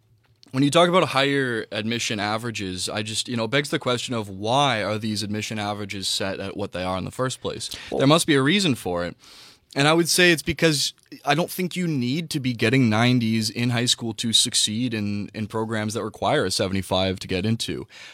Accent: Whitby, Ontario, Canada; moved away as an adult; now in Toronto, Canada; I'm from Whitby.

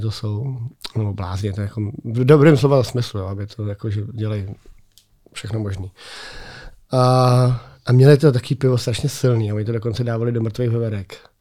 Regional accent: Czechia; u nás v Čechách

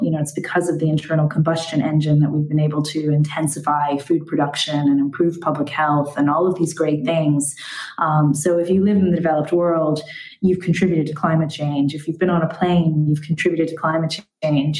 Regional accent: United States; now in Ireland; I grew up in America

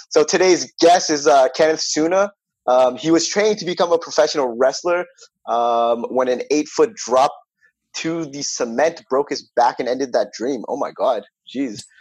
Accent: Toronto, Ontario, Canada; I'm from Toronto, so we went to the LCBO

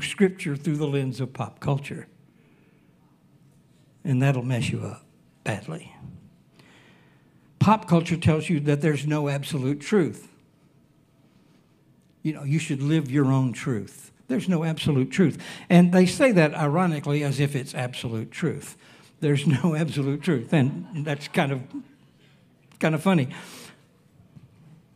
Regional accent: Alabama, United States; now in Hawaii, United States; I was born and raised in Alabama.

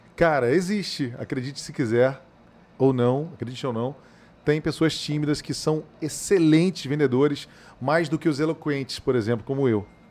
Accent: Niterói, Rio de Janeiro, Brazil; now in Cuiabá, Brazil; lá na minha infância, lá em Niterói, no Rio de Janeiro

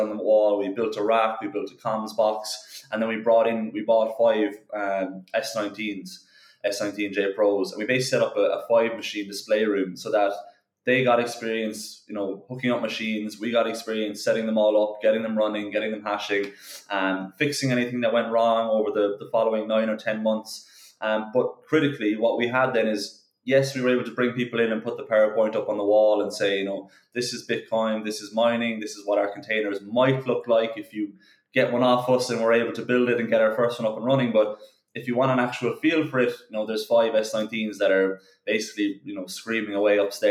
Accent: Cork, Munster, Ireland; we're all from Cork, we're all from Ireland

